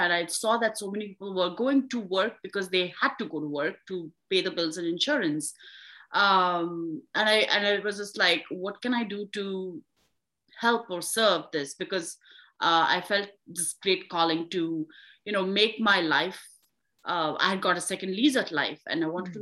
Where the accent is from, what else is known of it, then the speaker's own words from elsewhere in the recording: India; now in United States; I'm from India